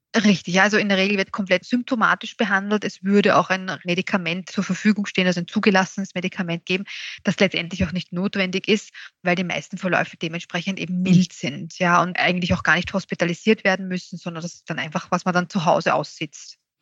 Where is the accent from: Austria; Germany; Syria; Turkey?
Austria; bei uns in Österreich